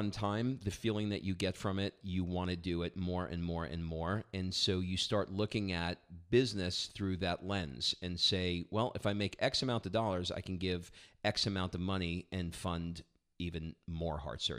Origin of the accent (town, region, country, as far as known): New York City, New York, United States; born or raised there; now in Atlanta, United States